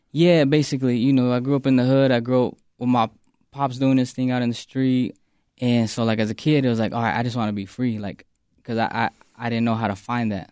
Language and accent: English; Phoenix, Arizona, United States; born or raised there